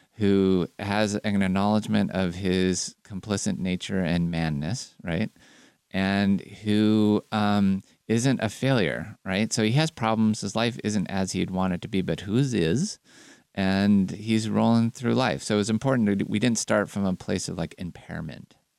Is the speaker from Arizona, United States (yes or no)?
no; California, United States; as a Californian